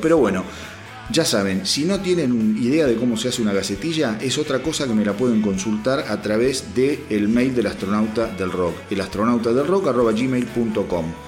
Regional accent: Argentina; como argentino

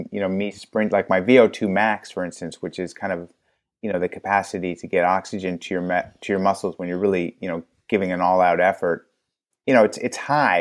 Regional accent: Los Angeles, California, United States; I was actually born in L

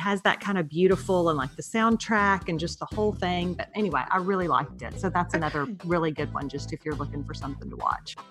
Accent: Beaumont, Texas, United States; I went to high school in Beaumont

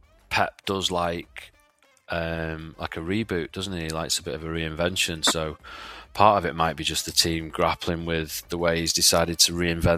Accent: England, United Kingdom; I personally don't really mind the international period that much, especially being English.

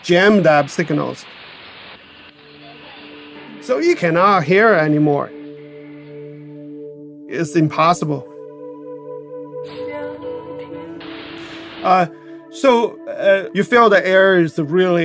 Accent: China; English is a second language; now in Boston, United States; I'm originally from China.

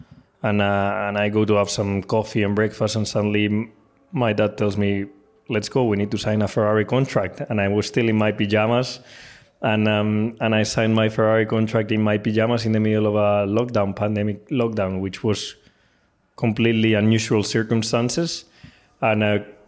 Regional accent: Spain; I'm Spanish

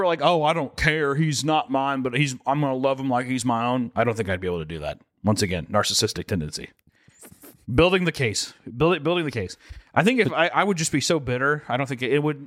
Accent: the Bible Belt, United States; growing up in the Bible Belt, we weren't super religious

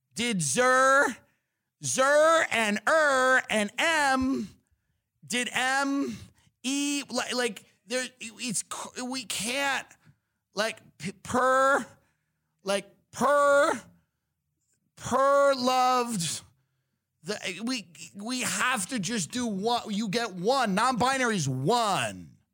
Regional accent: Long Island, New York, United States; I'm from Long Island

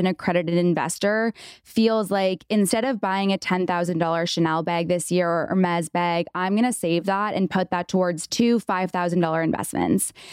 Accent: Canada; now in United States; I'm from Canada.

